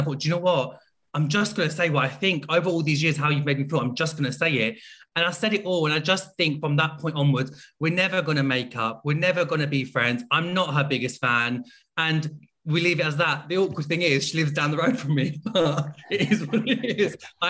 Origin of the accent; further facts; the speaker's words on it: Pakistan; I come from a Muslim background. I'm also Pakistani.